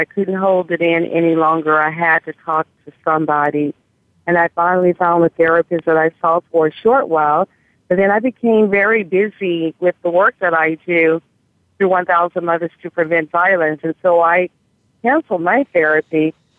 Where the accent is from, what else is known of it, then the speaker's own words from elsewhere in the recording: Mississippi, United States; moved away; And when I came from Mississippi to California, I continued singing and joined the band